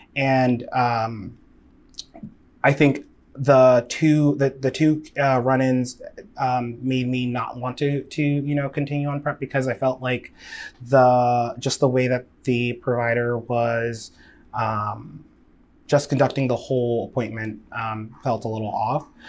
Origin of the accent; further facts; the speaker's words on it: Nigeria; I'm Nigerian.